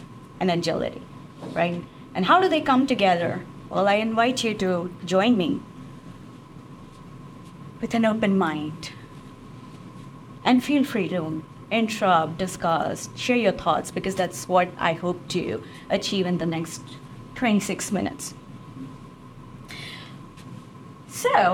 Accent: India; moved away as an adult; now in United States; I'm originally from India, and the United States has been my home since the past 17 and a half years

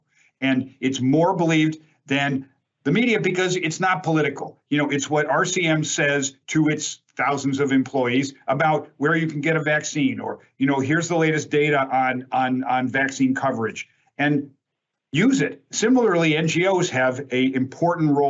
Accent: Chicago, Illinois, United States; I grew up in Chicago

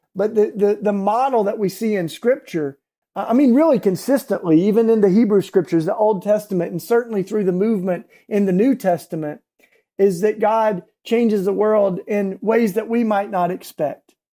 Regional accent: East Tennessee, United States; now in Philadelphia, United States; I grew up in East Tennessee, down south, and what we call the Bible Belt

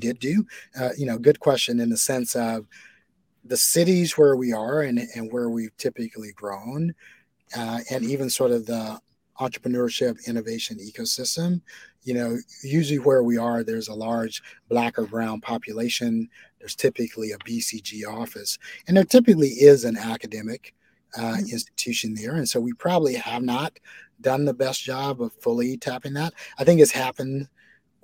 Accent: Alabama, United States; now in Somerville, United States; So I am a Bostonian now, but I was born and bred in Bama.

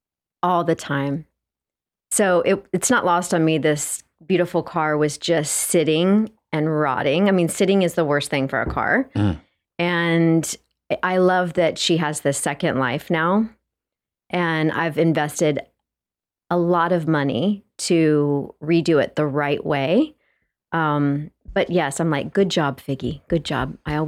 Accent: Texas, United States; I'm from Texas.

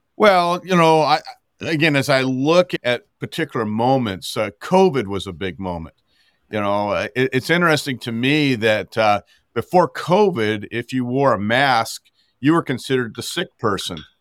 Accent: Montana, United States; as a Montanan, gro-, growing up in Montana

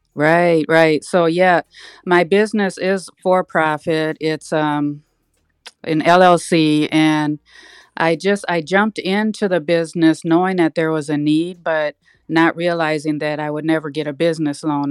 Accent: Minneapolis, Minnesota, United States; I grew up in North Minneapolis, and I graduated

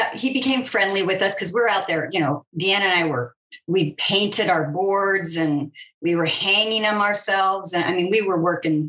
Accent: California, United States; moved away as an adult; having been born and raised in California

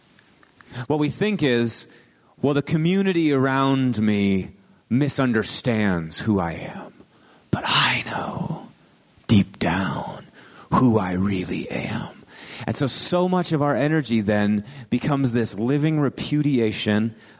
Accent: Marshfield, Wisconsin, United States; moved away; my hometown, Marshfield, Wisconsin

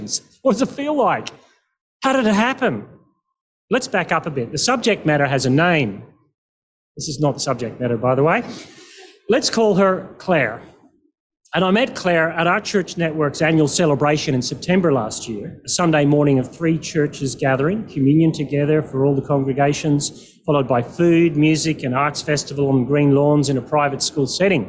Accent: Perth, Western Australia, Australia; I'm from Perth

